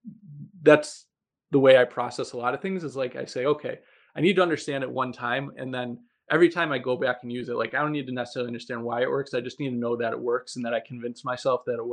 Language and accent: English; Buffalo, New York, United States; moved away as an adult; I'm originally from Buffalo. And I just moved back here after graduating from training about 2 years ago.